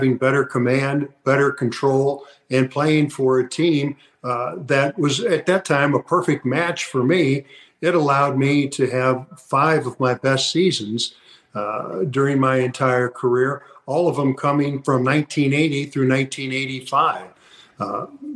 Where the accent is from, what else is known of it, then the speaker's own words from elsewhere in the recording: St. Louis, Missouri, United States; while I was in high school because I'm from St. Louis.